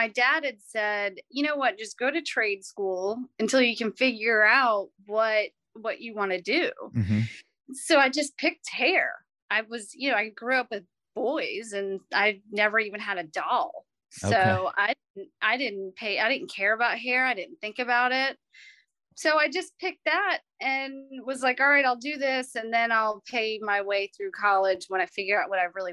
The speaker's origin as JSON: {"language": "English", "region": "North Carolina", "country": "United States", "tie": "born or raised there", "also_born_or_lived": "New York", "said": "I'm originally from New York, but we moved down here in middle school. So I feel like I'm from North Carolina"}